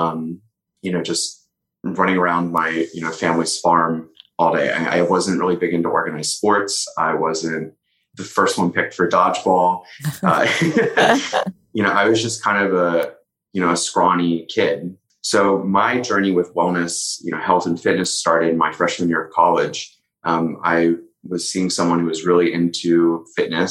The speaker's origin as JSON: {"language": "English", "area": "Frederick County", "region": "Maryland", "country": "United States", "moved": "yes", "lives_now": "Los Angeles, United States", "said": "I'm from rural Maryland originally. So for anyone from the DMV, I'm from Frederick County."}